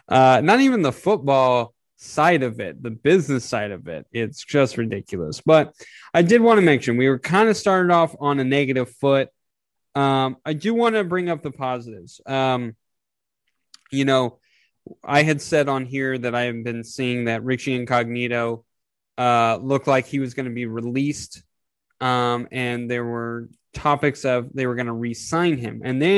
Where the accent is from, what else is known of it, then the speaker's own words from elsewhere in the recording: Oakland, California, United States; also born or lived in Los Angeles; I remember growing up around Oakland and Los Angeles and, you know, seeing my dad in 75 and tackling these dudes.